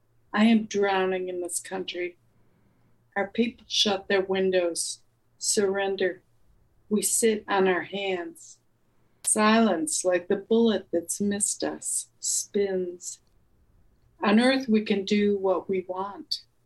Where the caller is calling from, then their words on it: Cleveland, Ohio, United States; I'm in the countryside outside of Cleveland, Ohio.